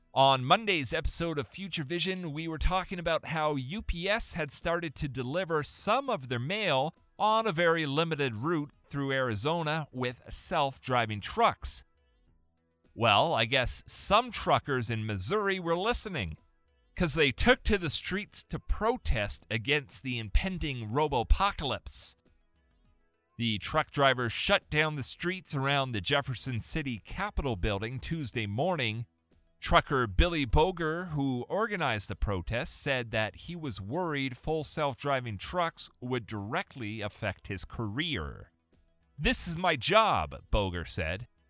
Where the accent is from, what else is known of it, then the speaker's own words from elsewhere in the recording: Canada; I'm Canadian.